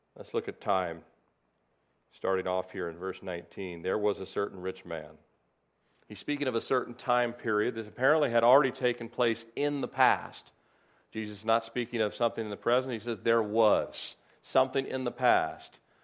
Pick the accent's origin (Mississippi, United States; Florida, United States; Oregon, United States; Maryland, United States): Maryland, United States; Annapolis; I was born in Annapolis, Maryland, February first, nineteen sixty-nine